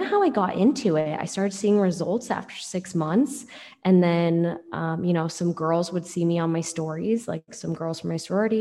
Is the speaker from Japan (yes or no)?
no; Seattle, Washington, United States; So I'm from Seattle, grew up in Seattle